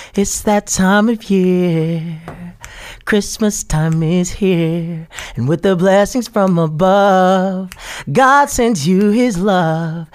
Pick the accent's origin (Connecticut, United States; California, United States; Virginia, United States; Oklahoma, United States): Oklahoma, United States; Tulsa; I was born and raised here in Tulsa